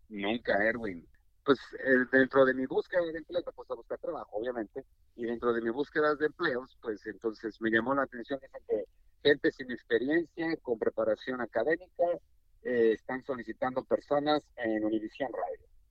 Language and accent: Spanish; Mexico City, Mexico; moved away as an adult; also born or lived in Guadalajara; now in United States; yo nací en la Ciudad de México, en la capital, en el Distrito Federal, y pues eh, me desenvolví todo lo que fue mi infancia y parte de mi juventud y mi carrera profesional, todos mis estudios los realicé allá